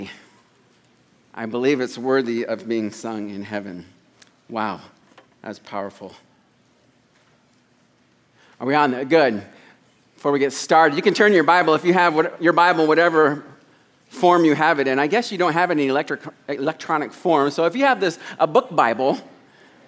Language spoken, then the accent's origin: English; Des Moines, Iowa, United States; moved away as an adult; also born or lived in New York; now in Thailand; I was born in New York, raised in Des Moines